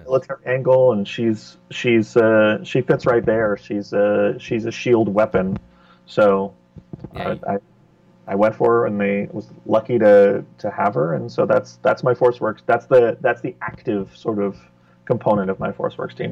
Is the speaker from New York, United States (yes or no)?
yes; New York, United States; I grew up in New York